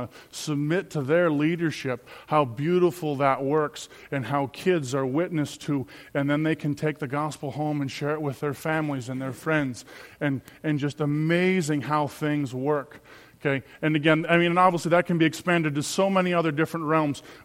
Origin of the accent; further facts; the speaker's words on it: Minnesota, United States; as Minnesotan Christians, by the way, as deer hunter Minnesotan Christians